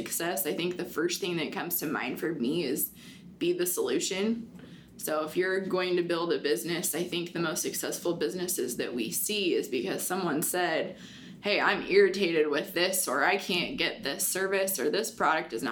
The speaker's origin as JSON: {"language": "English", "town": "Butte", "region": "Nebraska", "country": "United States", "tie": "born or raised there", "lives_now": "Hastings, United States", "said": "I grew up in Butte, Nebraska, which is a small farming, ranching community"}